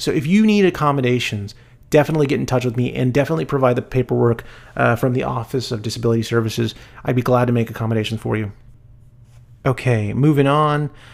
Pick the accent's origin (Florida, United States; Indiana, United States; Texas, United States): Texas, United States; El Paso; I was born in El Paso